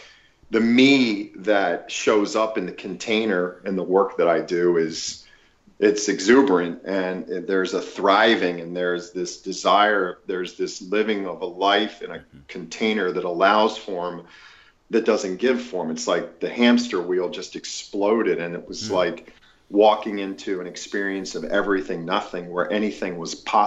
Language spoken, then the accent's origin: English; Lancaster County, Pennsylvania, United States; moved away; also born or lived in Los Angeles, California; as a child growing up in Lancaster County, Pennsylvania